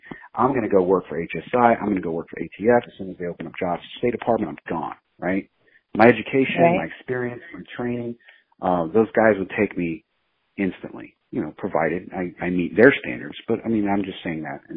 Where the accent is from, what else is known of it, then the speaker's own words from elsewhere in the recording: United States; growing up in America